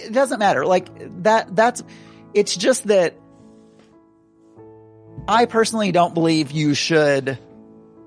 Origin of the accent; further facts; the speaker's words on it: South Arkansas, United States; I grew up in South Arkansas.